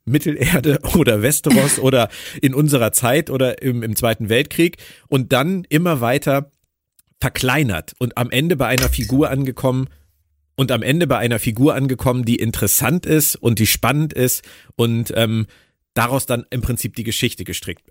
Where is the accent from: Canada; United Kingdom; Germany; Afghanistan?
Germany; Berlin; meiner Heimat Berlin